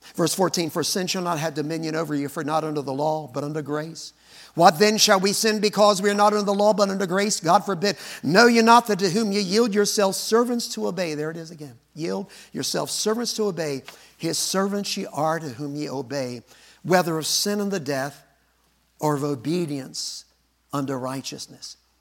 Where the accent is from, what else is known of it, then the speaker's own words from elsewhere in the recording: Arkansas, United States; I was born in Arkansas.